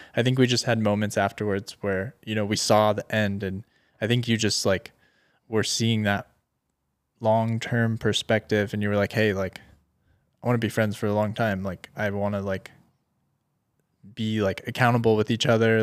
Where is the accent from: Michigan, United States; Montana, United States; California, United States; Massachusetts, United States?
California, United States; Orange County; I'm from Orange County, California.